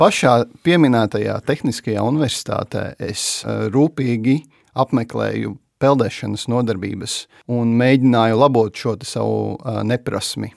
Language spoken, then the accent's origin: Latvian; Varakļāni, Latvia; moved away; Mans šūpulis ir Varakļānos